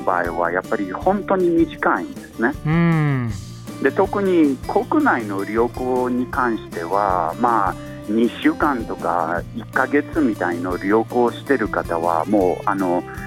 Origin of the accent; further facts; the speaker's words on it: United States; Japanese is a second language; also born or lived in Poland; now in Tokyo, Japan; ヨーロッパ生まれで、はい、アメリカ育ち